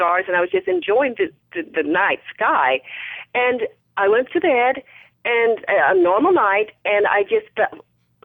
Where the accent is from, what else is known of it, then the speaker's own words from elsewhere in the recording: Wichita, Kansas, United States; moved away as an adult; now in Dallas, United States; I moved from Wichita, Kansas to Dallas to be with my twin